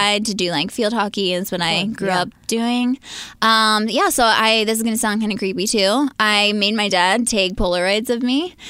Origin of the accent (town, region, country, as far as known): right outside of Philadelphia, Pennsylvania, United States; born or raised there; moved away as an adult; now in Los Angeles, United States